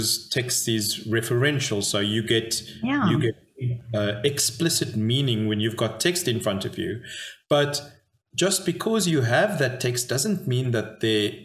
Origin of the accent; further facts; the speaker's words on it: Cape Town, Western Cape, South Africa; moved away as an adult; also born or lived in Dallas, Texas; now in Potchefstroom, South Africa; I grew up in Cape Town, South Africa.